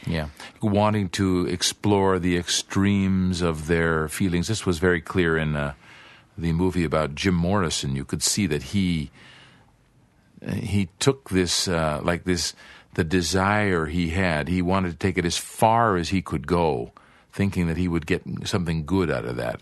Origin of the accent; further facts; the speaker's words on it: Canada; now in Brazil; Canada, I imagine, my home country